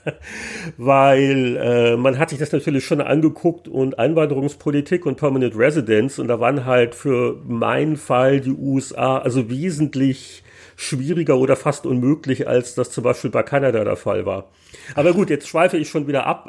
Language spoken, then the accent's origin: German; Munich, Bavaria, Germany; moved away as an adult; also born or lived in San Francisco Bay Area / Vancouver / Nuremberg; ich bin halt in, in München aufgewachsen, auch beruflich